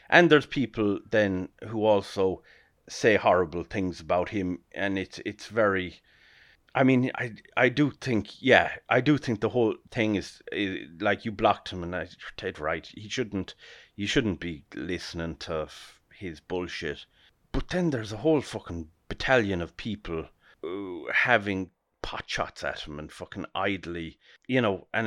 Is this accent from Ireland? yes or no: yes; Ireland; we, as Irish people